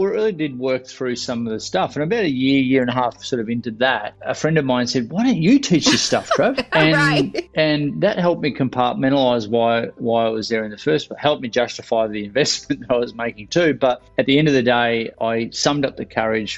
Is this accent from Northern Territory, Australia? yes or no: no; Victoria, Australia; I've born and bred here, and right next to the beach where I grew up surfing.